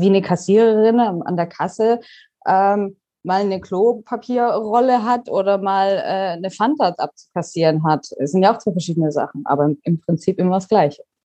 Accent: Pforzheim, Baden-Württemberg, Germany; moved away as an adult; also born or lived in Karlsruhe; now in Canary Islands, Spain; ich komme ursprünglich aus Pforzheim, bin nach Karlsruhe gezogen

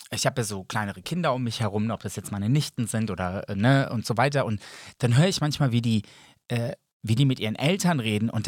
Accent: Serbia; Ja, aber ich sehe mich auch als Serbe.

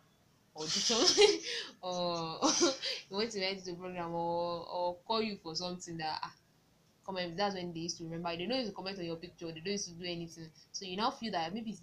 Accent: Nigeria; Maybe it's as Nigerian.

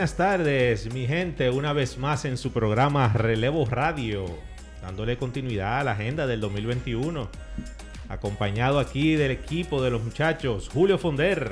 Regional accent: Dominican Republic; como buen dominicano

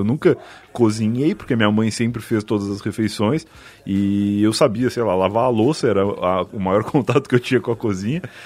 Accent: Rio Grande do Sul, Brazil; Eu sou gaúcho

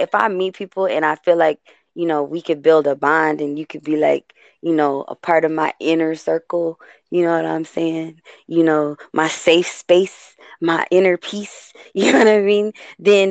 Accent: West Coast, United States; I'm born and raised on the West Coast.

